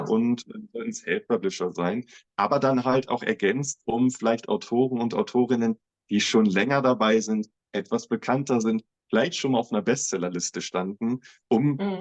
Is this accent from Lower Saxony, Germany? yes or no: yes; Göttingen, Lower Saxony, Germany; moved away as an adult; now in Braunschweig, Germany; ich komme gebürtig aus Göttingen, ähm, lebe jetzt vier Jahre in Braunschweig